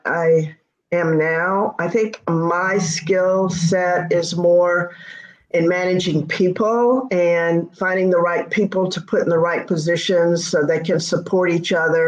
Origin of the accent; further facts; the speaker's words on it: Mobile, Alabama, United States; moved away as an adult; also born or lived in Indiana; I was lucky in Mobile. I went to a little Catholic school, and the CYO leagues gave me an opportunity to compete